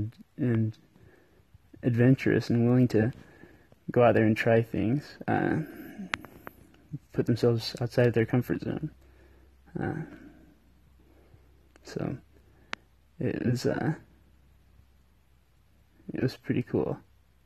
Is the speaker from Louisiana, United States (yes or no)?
no; Cedar City, Utah, United States; I am from Cedar City, Utah